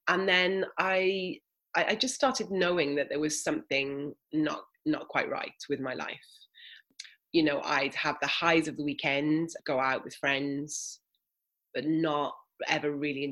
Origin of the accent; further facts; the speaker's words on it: Wales, United Kingdom; moved away; also born or lived in Australia; 0 to sort of 10, I grew up here in Wales.